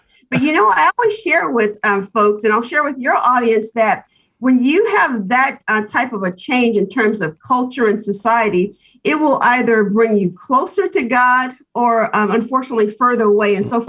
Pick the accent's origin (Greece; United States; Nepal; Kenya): United States; Dayton, Ohio; moved away as an adult; also born or lived in Berkeley, California / Columbus, Ohio; my brother and I were born and raised in Dayton, Ohio. But I later left right after high school and attended UC Berkeley for undergrad and have been away for quite a while. I just recently relocated back to the Columbus, Ohio